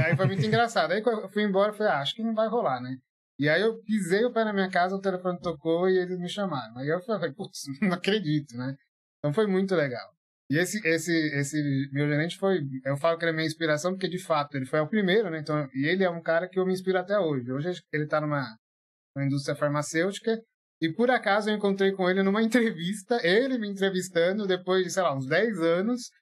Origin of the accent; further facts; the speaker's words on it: São Paulo, Brazil; also born or lived in Atibaia; eu vim de São, morava em São Paulo, é, na Sapopemba, Zona Leste, assim, né? Menino de periferia.